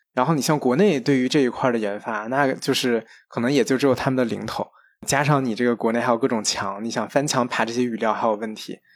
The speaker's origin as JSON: {"language": "Chinese", "country": "China", "said": "我们中国人"}